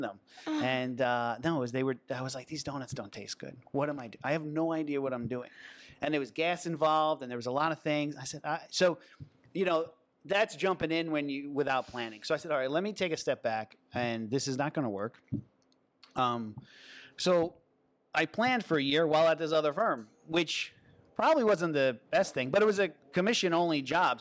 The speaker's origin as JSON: {"language": "English", "area": "Long Island", "region": "New York", "country": "United States", "tie": "born or raised there", "also_born_or_lived": "Manhattan, New York / New Rochelle, New York", "lives_now": "City Island, Bronx, United States", "said": "I grew up in Long Island, New York"}